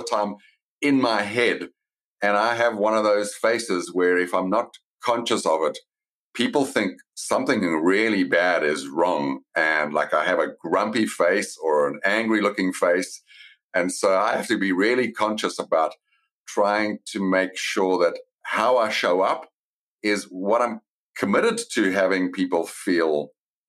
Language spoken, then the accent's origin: English; Johannesburg, Gauteng, South Africa; moved away as an adult; also born or lived in Cape Town, South Africa / Singapore / Sydney / São Paulo; now in United States; I grew up in Johannesburg.